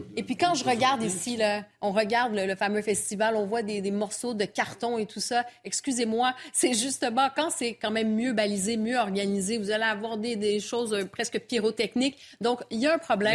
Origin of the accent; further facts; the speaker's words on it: Montreal, Quebec, Canada; je viens de Montréal